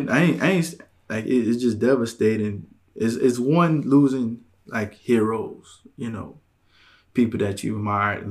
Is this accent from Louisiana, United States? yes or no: yes; Louisiana, United States; I'm from Louisiana